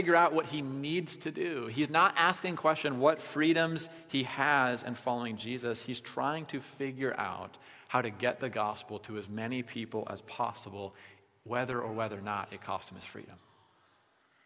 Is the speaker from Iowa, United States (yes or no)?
yes; Iowa, United States; we're from Iowa